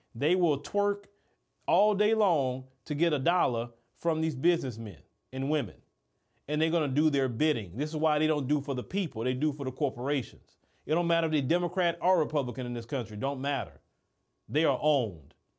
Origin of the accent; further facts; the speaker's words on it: United States; As an American